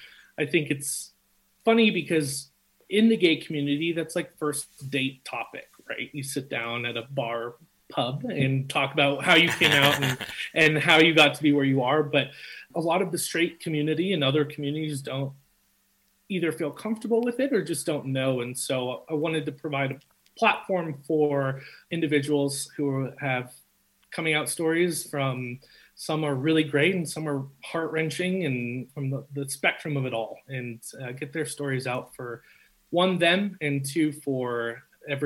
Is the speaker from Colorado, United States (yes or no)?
yes; Denver, Colorado, United States; also born or lived in Texas; I was born and raised here in Denver and a little bit outside of the city